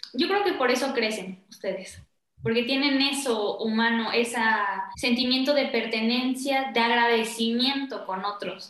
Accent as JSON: {"language": "Spanish", "region": "Puebla", "country": "Mexico", "said": "de donde soy yo, o sea, de Puebla, porque somos poblanos"}